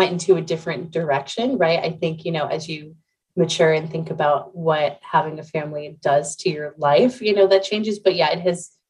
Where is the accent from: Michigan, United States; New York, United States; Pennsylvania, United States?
Pennsylvania, United States; Central; I'm from Central Pennsylvania